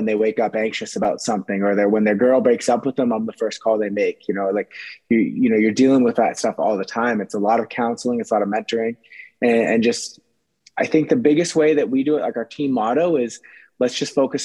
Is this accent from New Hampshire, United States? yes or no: yes; New Hampshire, United States; if you live in New England, I'm from New Hampshire